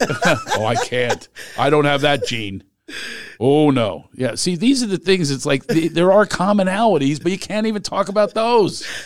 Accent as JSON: {"language": "English", "town": "Philadelphia", "region": "Pennsylvania", "country": "United States", "tie": "born or raised there", "moved": "yes", "said": "I grew up in Philly."}